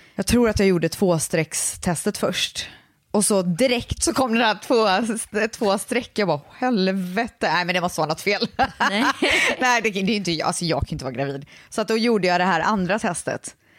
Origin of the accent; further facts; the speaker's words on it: Viskafors, Västra Götaland, Sweden; Jag är från Borås, eller faktiskt Viskafors som ligger utanför Borås